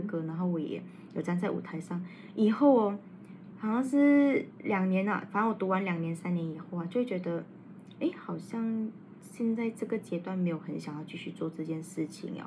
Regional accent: Malaysia; 我们马来西亚人

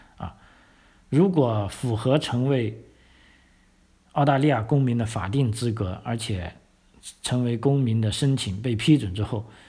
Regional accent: China; now in Australia; 我们一个中国人啊，汉族人

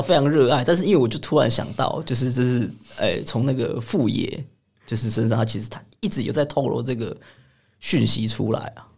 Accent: Taipei, Taiwan; also born or lived in Chiayi County; 但我其实老家在嘉义县，但我是台北土生土长

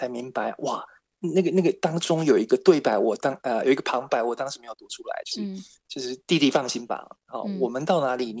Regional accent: Tainan, Taiwan; 对，我台南人。

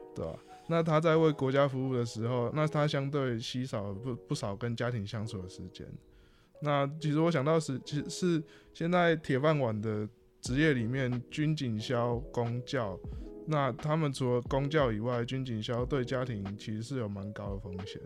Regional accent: Hualien, Hualien County, Taiwan; 因为我来自花莲嘛，那我的爸爸是一个退伍的军人。啊，妈妈的职业呢，则是在花莲的很多幼儿园里面担任外聘的这个幼儿美语老师。啊，我还有一个即将要升高中的弟弟

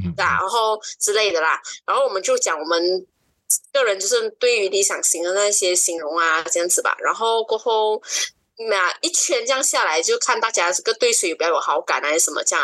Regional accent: Kuching, Sarawak, Malaysia; 二十八岁，就是我是嗯九五年嗯生的女生，然后我是出生在古晋十二月

